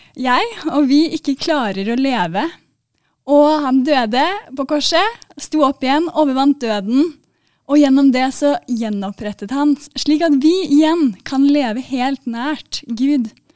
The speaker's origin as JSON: {"language": "Norwegian", "region": "Oslo", "country": "Norway", "said": "jeg er fra Oslo, da, så mm, dere forstår i hvert fall hva jeg sier"}